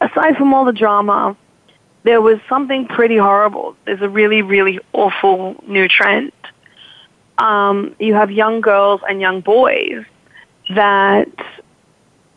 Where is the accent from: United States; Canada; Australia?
Australia; moved away; I'm Australian